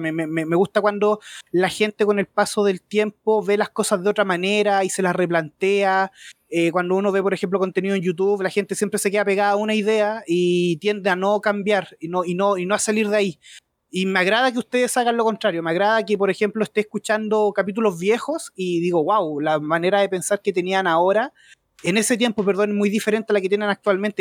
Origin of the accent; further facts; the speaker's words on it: Rancagua, O'Higgins, Chile; Soy de acá de Chile, de la sexta región de Rancagua